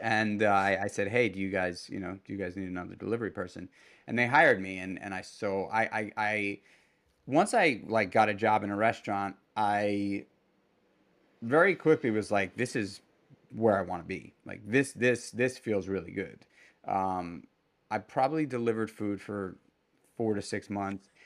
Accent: New York City, New York, United States; moved away as an adult; also born or lived in Brooklyn; now in Hudson Valley, New York, United States; I grew up in Manhattan and spent the better part of my adult life in Brooklyn

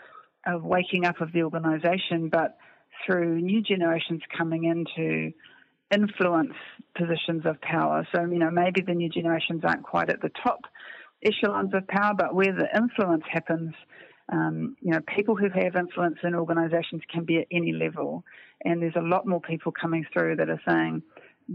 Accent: New Zealand; a Kiwi female

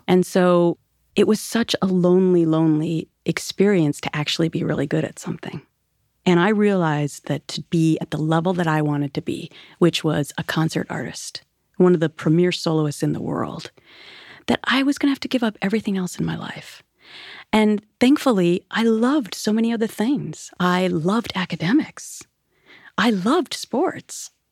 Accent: Minnesota, United States; moved away; I grew up on the Mississippi River in Minnesota

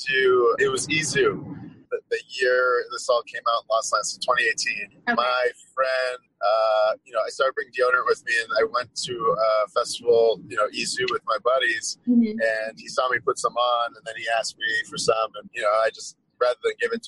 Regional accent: Boston, Massachusetts, United States; I'm from Boston. I'm born and raised

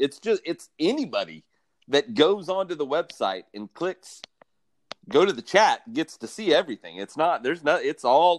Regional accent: Bethany, Oklahoma, United States; also born or lived in Mustang, Oklahoma; Well, from Bethany, Oklahoma. So that's right here next to Mustangs where I'm living now.

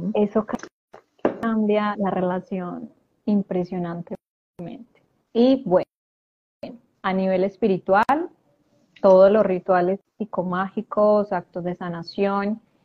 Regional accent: Medellín, Antioquia, Colombia; now in Argentina; yo soy de Colombia, en este momento estoy en Argentina

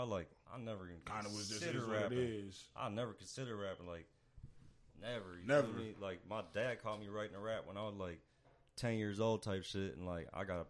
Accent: Minneapolis, Minnesota, United States; also born or lived in St. Paul; So like they was in St. Paul or whatever when I was born in Midway Hospital. Then I grew up in Minneapolis, like Shingle Creek area.

